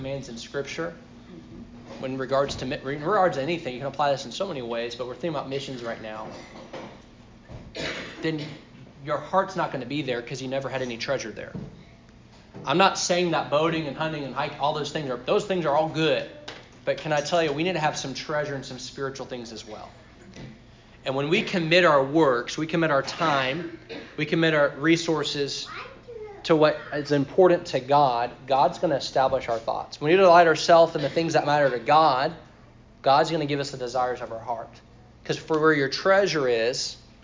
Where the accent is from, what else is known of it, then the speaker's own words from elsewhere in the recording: Sri Lanka; When I grew up in Sri Lanka, there were two Filipino families that were missionaries there.